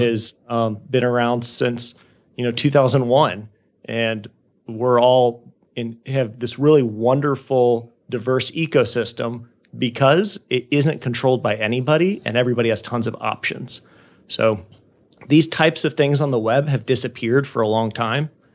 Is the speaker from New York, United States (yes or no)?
no; Jacksonville, Florida, United States; also born or lived in Georgia / Haiti; my hometown of Jacksonville, Florida